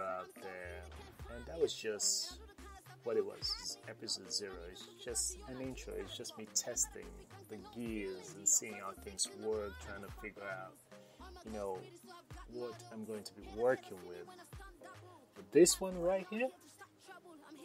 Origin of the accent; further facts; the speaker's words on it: Freetown, Sierra Leone; I was actually born and raised in Sierra Leone. So Freetown forever.